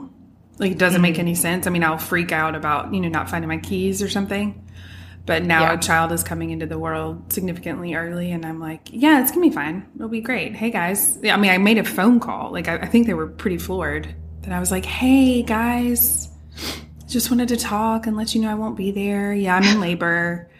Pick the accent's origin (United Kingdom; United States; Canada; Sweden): United Kingdom; England; born there; I was born in England, and my parents still talk about, and at the time, you know, if you were born there, so I was a dual citizen when I was born.